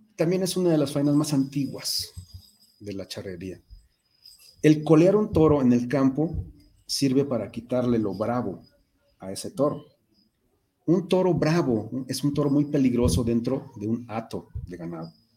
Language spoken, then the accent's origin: Spanish; Mexico; nosotros mismos como mexicanos